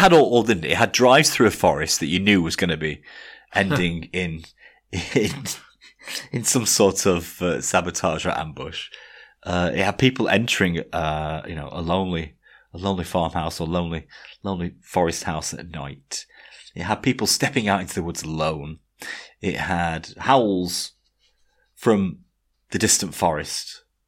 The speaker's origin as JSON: {"language": "English", "area": "18 miles from Blackpool", "region": "North West England", "country": "United Kingdom", "said": "I had to say I wasn't from Blackpool. You know, I was from 18 miles away from Blackpool"}